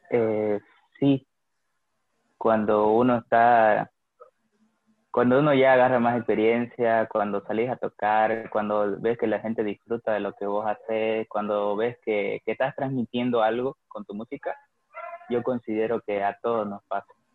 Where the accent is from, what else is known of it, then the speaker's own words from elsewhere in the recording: Santa Cruz de la Sierra, Santa Cruz, Bolivia; nací hace 21 años y, nada, he vivido toda mi vida acá, feliz de, ser cruceño